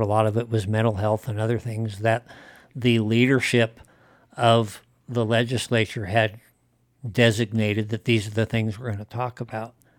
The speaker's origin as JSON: {"language": "English", "region": "Wyoming", "country": "United States", "tie": "born or raised there", "said": "I grew up in Wyoming"}